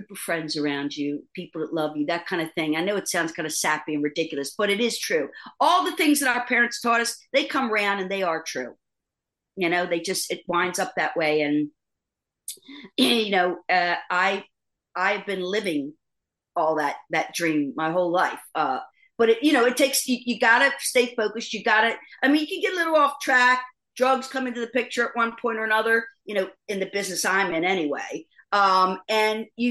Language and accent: English; East Coast, United States; now in Los Angeles, United States; I love living here, but I am definitely an East Coast girl